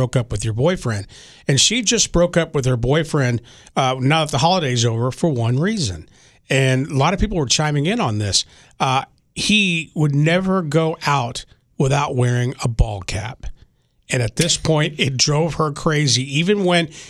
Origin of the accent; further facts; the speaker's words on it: Texas, United States; When I was growing up in Texas